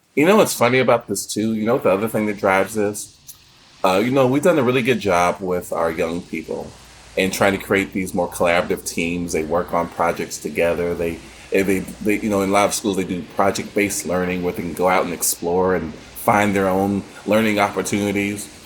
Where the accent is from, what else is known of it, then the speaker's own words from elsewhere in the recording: United States; we as an American uh, community culture